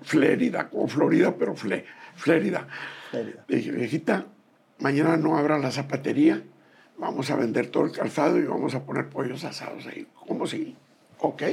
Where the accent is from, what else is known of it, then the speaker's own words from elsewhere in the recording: Bacayopa, Sinaloa, Mexico; also born or lived in Guasave, Sinaloa; Soy en Bacayopa, en el estado de Sinaloa